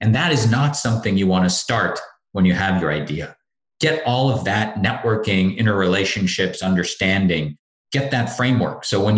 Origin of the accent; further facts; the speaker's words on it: Canada; born there; Hey, look, since I was born in Canada, I'm happy for everybody when they win the cup.